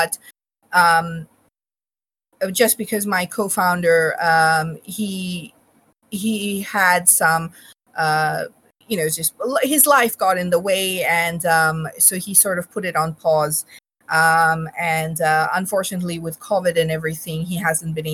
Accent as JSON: {"language": "English", "country": "Bangladesh", "tie": "born or raised there", "also_born_or_lived": "Australia", "moved": "yes", "said": "I was born in Bangladesh. We are from Bangladesh"}